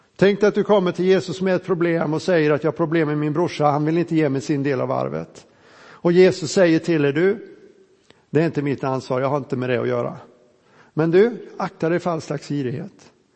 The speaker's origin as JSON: {"language": "Swedish", "region": "Småland", "country": "Sweden", "said": "vi smålänningar"}